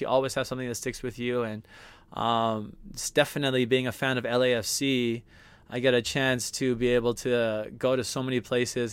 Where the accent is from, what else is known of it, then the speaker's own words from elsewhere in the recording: Hawaii, United States; I'm from Hawaii